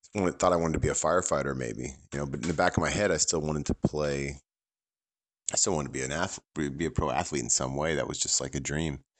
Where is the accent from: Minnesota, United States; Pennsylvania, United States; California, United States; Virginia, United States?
California, United States; San Francisco Bay Area; I grew up in in the San Francisco Bay Area